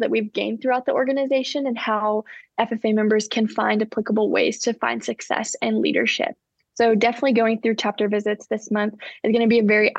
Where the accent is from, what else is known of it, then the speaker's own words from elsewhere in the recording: Collinsville, Oklahoma, United States; I'm from the great state of Oklahoma in a tiny little town called Collinsville, where I've spent the entirety of my life